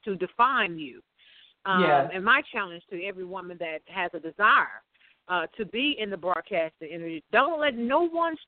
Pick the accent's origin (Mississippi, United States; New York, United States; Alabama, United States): Mississippi, United States; Mississippi Delta, United States; also born or lived in Chicago; I actually was born in Chicago. But I was raised in the Mississippi Delta area by my grandmother